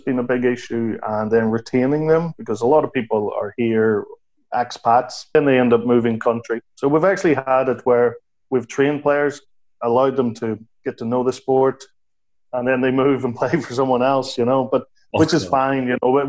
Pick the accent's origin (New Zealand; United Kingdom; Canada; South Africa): United Kingdom; Belfast, Northern Ireland; moved away; I'm originally from Belfast, although I think you probably have lost my accent.